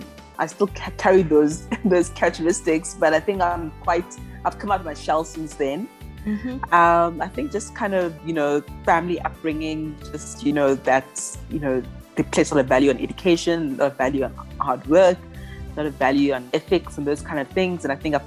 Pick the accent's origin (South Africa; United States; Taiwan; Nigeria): South Africa; Eastern Cape; also born or lived in Ghana; now in Johannesburg, South Africa; I'm an entrepreneur. I identify as being Ghanaian South African. Mm-hmm. I was born in Ghana, but I've lived in South Africa since I was 2 years old.